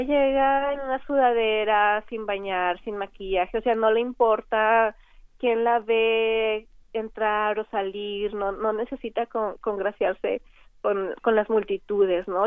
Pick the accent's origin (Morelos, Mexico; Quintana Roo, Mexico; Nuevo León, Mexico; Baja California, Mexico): Nuevo León, Mexico; Linares; crecí con ellas en, en Linares, Nuevo León